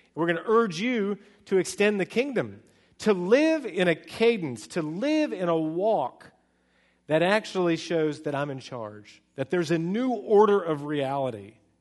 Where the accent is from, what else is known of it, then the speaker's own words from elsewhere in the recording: California, United States; moved away as an adult; now in Charlotte, United States; I'm from California